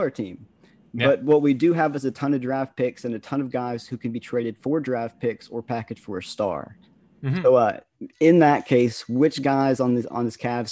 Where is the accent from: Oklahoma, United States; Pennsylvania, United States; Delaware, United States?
Oklahoma, United States; we're from Oklahoma